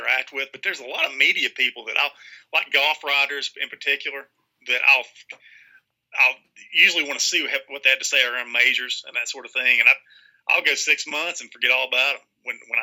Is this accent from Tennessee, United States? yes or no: yes; Kingsport, Tennessee, United States; moved away; Dobbins Bennett, which is my hometown